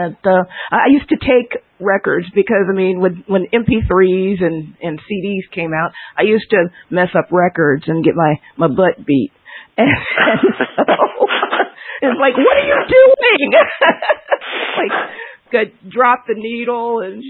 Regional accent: Trenton, New Jersey, United States; I'm from Trenton.

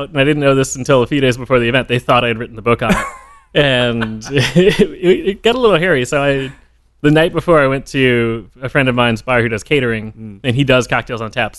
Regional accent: Spring, Texas, United States; moved away as an adult; also born or lived in San Francisco / Portland, Oregon; whole life. I lived in two different places in Spring all the way through high school.

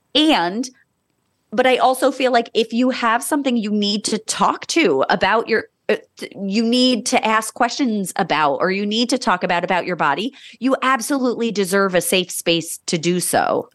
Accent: Monmouth County, New Jersey, United States; I was born in Monmouth County, New Jersey, and was raised there

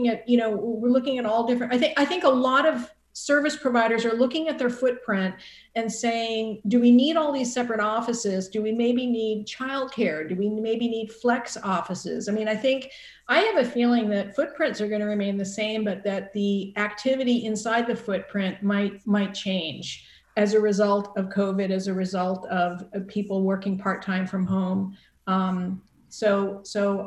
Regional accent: Boston suburbs, Massachusetts, United States; moved away as an adult; now in Santa Barbara, United States; I, like you, am from Massachusetts, the Commonwealth of Massachusetts, but I'm from the Boston suburbs. And my family's still back there

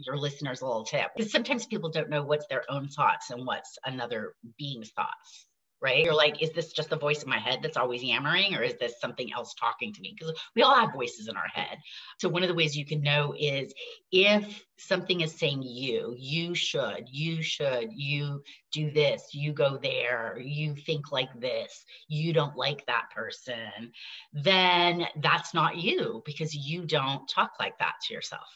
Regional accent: Hawaii, United States; also born or lived in upstate New York; the land I grew up on in Hawaii in this valley

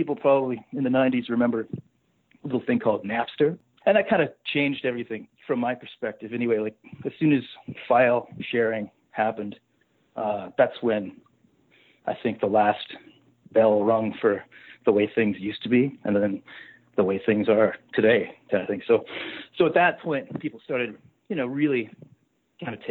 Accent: Saskatchewan, Canada; moved away as an adult; also born or lived in Calgary; growing up in Saskatchewan

